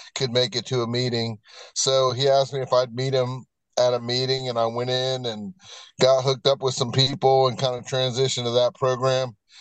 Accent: Virginia Beach, Virginia, United States; now in Hickory, United States; I am uh, originally from Virginia Beach, Virginia, and I've been living in Hickory, North Carolina since 1995

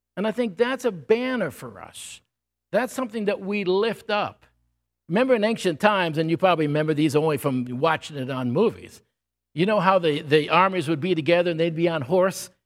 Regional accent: Cazenovia, New York, United States; the town I grew up was, my mother called the town that we grew up Camelot. It was called Casanova in New York

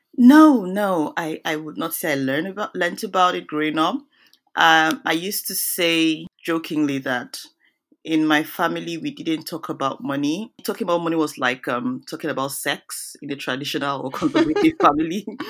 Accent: Nigeria; moved away as an adult; now in United States; I'm originally, I'm from Nigeria

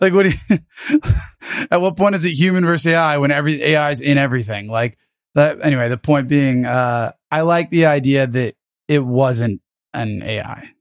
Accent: United States; I'm American

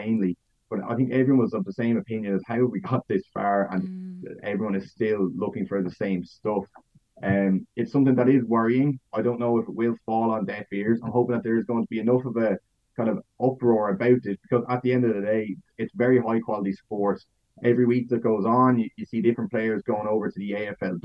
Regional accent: Ireland

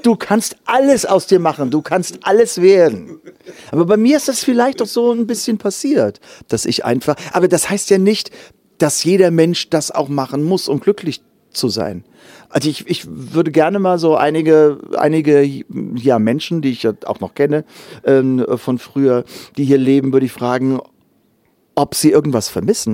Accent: Germany; moved away as an adult; die 19 Jahre dort aufgewachsen

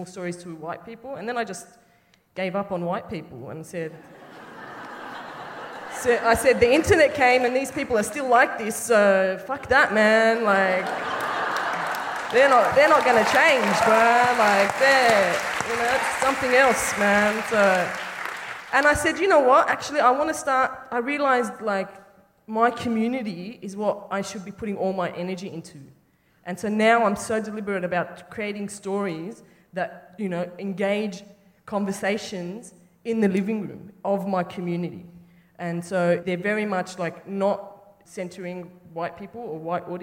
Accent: Sydney, New South Wales, Australia; moved away; I'm from Sydney initially, from Lekambas

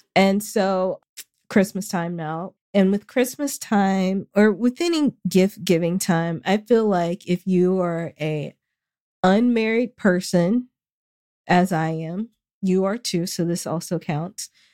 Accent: the South, United States; I'm from the South

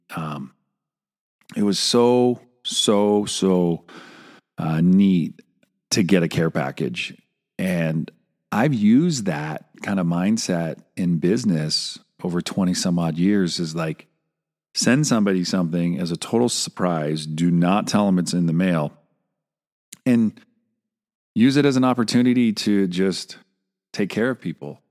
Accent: Santa Cruz, California, United States; Oh, Santa Cruz

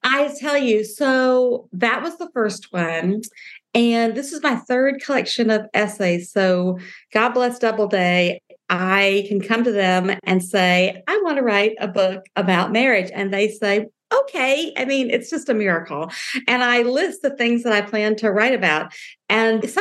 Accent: the South, United States; I'm from the South

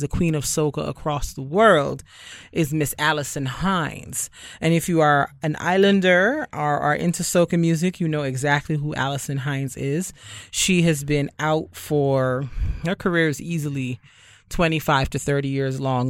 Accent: Barbados; moved away; I am from Barbados

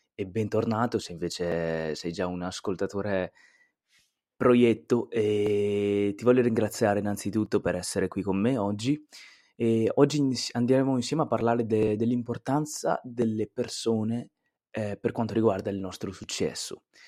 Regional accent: Italy; E in Italia, in Italia abbiamo questo detto qui, chi fa da sé fa per tre

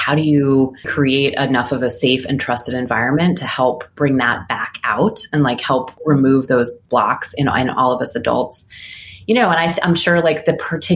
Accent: Philadelphia, Pennsylvania, United States; I grew up in Philly, and I had a really wonderful experience growing up there as a kid. I lived in a neighborhood called Mount Airy

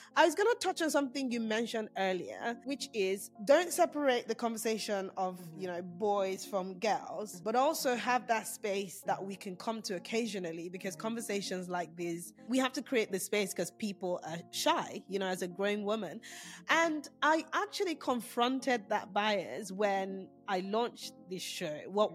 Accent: Nigeria; moved away; being Nigerian, I grew up in a household where these names weren't mentioned

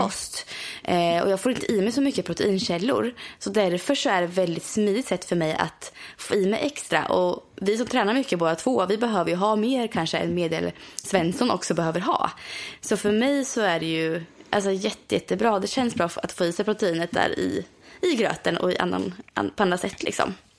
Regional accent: near Borghamn, Östergötland, Sweden; i Borghamn, vilket är väldigt nära min hemstad

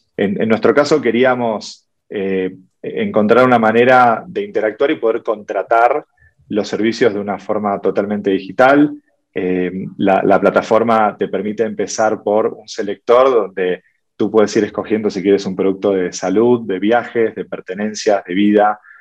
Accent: Argentina; Soy de Argentina.

